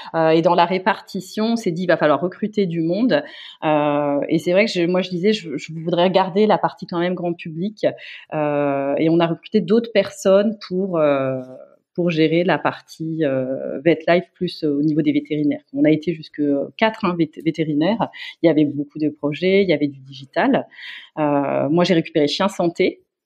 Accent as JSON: {"language": "French", "town": "Metz", "region": "Grand Est", "country": "France", "said": "je suis originaire de Metz."}